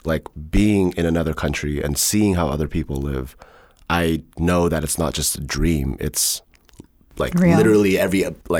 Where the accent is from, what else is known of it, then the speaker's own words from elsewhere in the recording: Germany; born there; the reason I was born in Germany was because they went to university there.